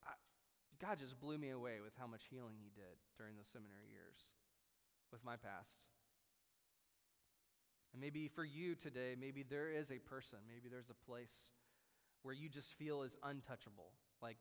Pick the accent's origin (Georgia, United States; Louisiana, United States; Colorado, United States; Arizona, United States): Louisiana, United States; New Orleans; moved away as an adult; also born or lived in West Tennessee; I was born and raised in New Orleans